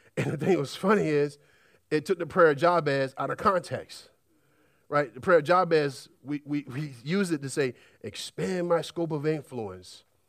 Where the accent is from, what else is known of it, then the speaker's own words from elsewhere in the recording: United States; we're an American society